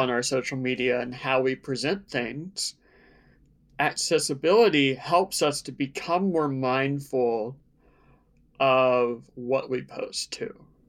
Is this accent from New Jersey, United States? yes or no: no; Outer Banks of North Carolina, United States; I grew up in the Outer Banks of North Carolina, a very small beach town near Virginia